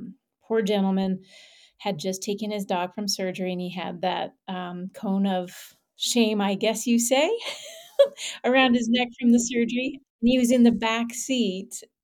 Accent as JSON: {"language": "English", "country": "Canada", "said": "And I will share some roots with you, which is I'm Canadian."}